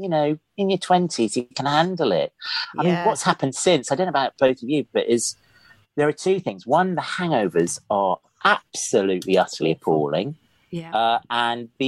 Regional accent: Oxford, South East England, United Kingdom; also born or lived in Iran; I was born in Iran. My dad's Iranian, was Iranian, died. But I came over to Oxford when I was one and grew up in Oxford

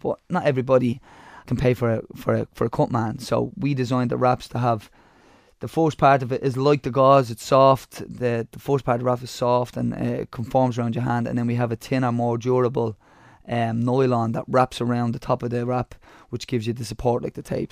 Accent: Dublin, Leinster, Ireland; I come from Ballymun

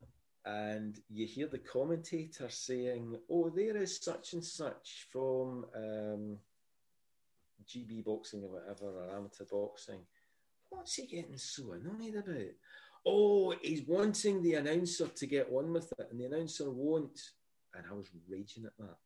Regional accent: Glasgow, Scotland, United Kingdom; accent: Scottish; I didn't grow up with a hard Glasgow accent

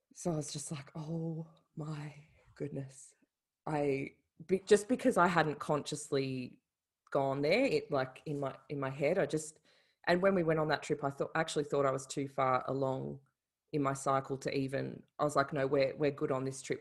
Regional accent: Melbourne, Victoria, Australia; moved away as an adult; now in Ireland; I'm Australian, from Melbourne

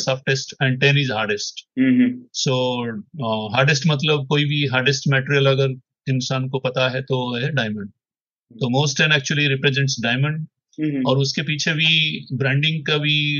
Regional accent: Bhubaneswar, Odisha, India; Hindi is a second language; moved away as an adult; also born or lived in Hyderabad; भुवनेश्वर मेरा home town है but मैंने 20-25 साल से तो हैदराबाद में रहा था

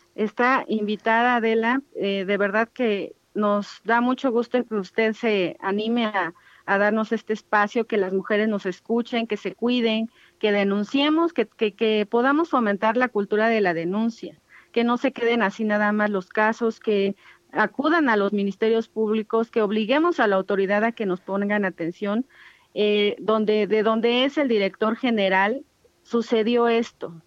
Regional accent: Ayuuk region, Oaxaca, Mexico; mujeres ayuk, que es la región ética de donde soy

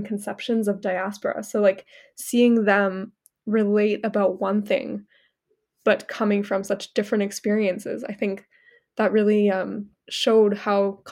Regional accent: Toronto, Ontario, Canada; I'm a white woman born and raised in Toronto

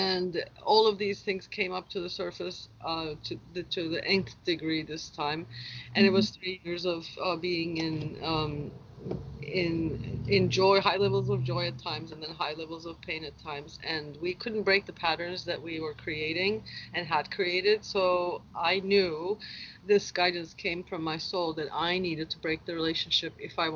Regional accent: Turkey; also born or lived in Seattle, United States; now in Hawaii, United States; my journey started out growing up in Turkey 44 years ago

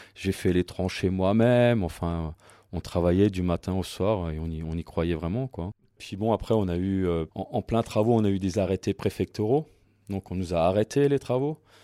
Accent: Saint-Jean-Saverne, Grand Est, France; moi je suis de Saint-Jean

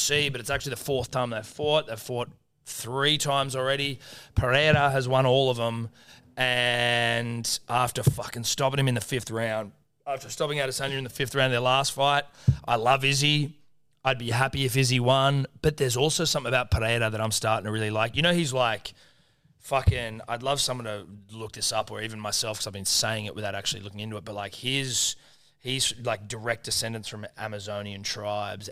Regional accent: Australia; I'm Australian

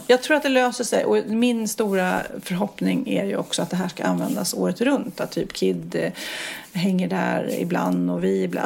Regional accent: Sweden; vi som har så lång semester i Sverige

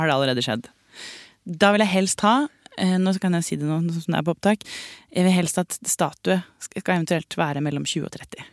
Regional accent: Stokke, Vestfold, Norway; moved away; Det er Stokke. det er Stokke Hele familien til mamma er derfra. Jeg har vokst opp

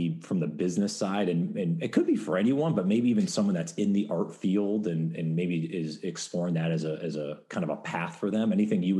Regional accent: New York, United States; accent: neutral; I'm from New York. That's where I'm originally. Maybe it's the neutral accent I have that gave it away.

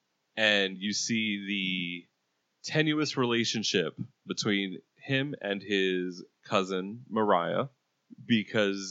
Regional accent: Puerto Rico; I'm Puerto Rican

